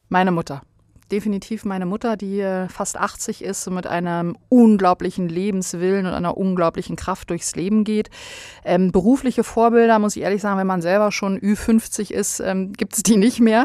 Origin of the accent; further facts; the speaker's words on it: Bosnia & Herzegovina; also born or lived in Berlin, Germany; now in Germany; ich bin in Berlin geboren und bin dann aber sehr, sehr bald schon nach Bosnien zu meiner, ähm, äh, Großmutter gebracht worden und habe dann da den größten Teil meiner Kindheit verbracht.